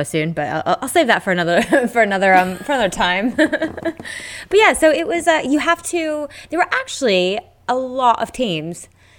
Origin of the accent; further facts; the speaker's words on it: United States; I'm American.